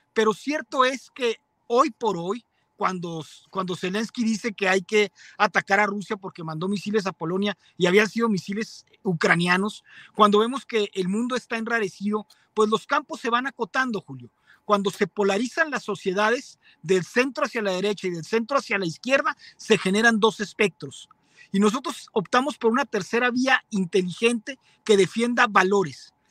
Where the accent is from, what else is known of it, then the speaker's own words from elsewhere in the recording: Mexico; Los mexicanos promedio son defensores de la familia, somos católicos